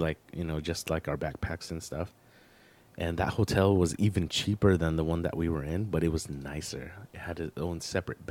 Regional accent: United States; I'm American

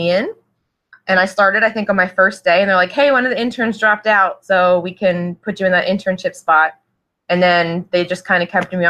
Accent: Trevose, Pennsylvania, United States; I grew up right outside of Northeast Philadelphia, actually, in Bucks County, a town called Trevose

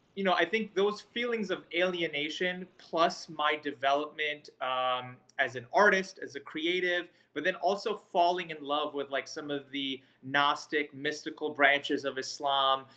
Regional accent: New York City, New York, United States; moved away; also born or lived in Fayetteville, North Carolina; I grew up in Queens, New York. I spent a good portion of my childhood uh, out there

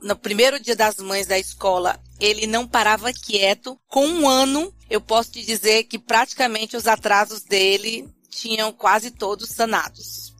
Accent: Fortaleza, Ceará, Brazil; now in São Paulo, Brazil; eu sou de Fortaleza, mas moro em São Paulo.

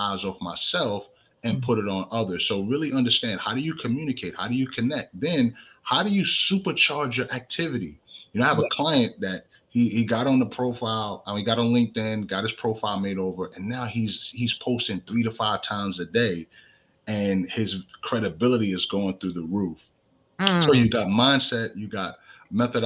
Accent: New York City, New York, United States; now in Richmond, United States; I'm originally from the Bronx, New York

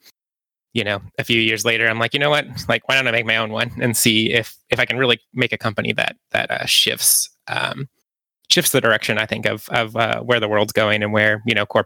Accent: Kansas, United States; accent: Kansas; now in Los Angeles, United States; I grew up in Kansas in a very small town.

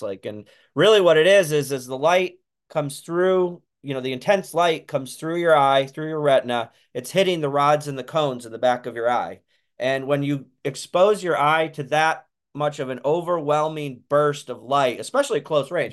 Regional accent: Santa Cruz, California, United States; we're from Santa Cruz, California

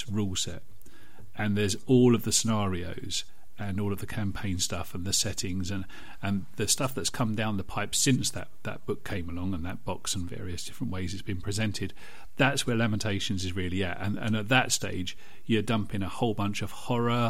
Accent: United Kingdom; I'm British

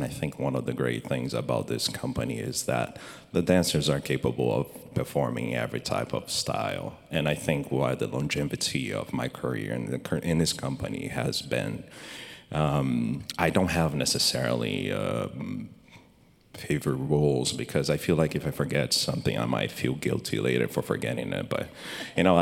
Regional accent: Rio de Janeiro, Brazil; now in San Francisco, United States; I'm from Rio de Janeiro, Brazil, and then most of my training over there.

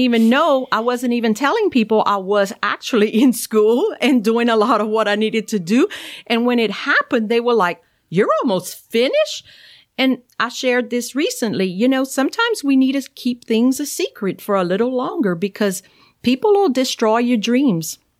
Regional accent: Cajun, Louisiana, United States; accent: thick Cajun; I'm Cajun, you know, I, I know I have that wonderful thick accent

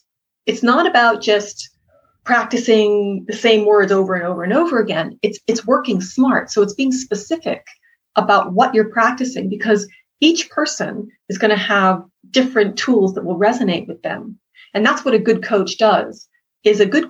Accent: Boston, Massachusetts, United States; I'm from Boston

